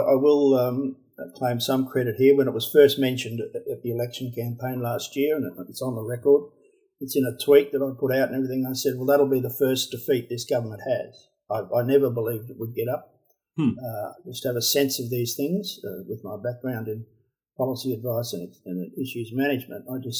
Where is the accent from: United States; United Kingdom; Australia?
Australia; We're all Australians. We're all Australian citizens.